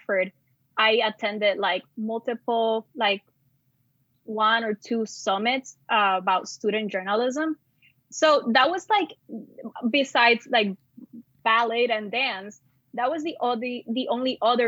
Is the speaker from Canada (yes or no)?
no; San Juan, Puerto Rico; moved away as an adult; also born or lived in Caguas, Puerto Rico / Gurabo, Puerto Rico / Bayamón, Puerto Rico / Syracuse, New York; I was born in Coupe, which is a neighborhood in San Juan, the capital. For the most part, grew up in that area, moved around a lot.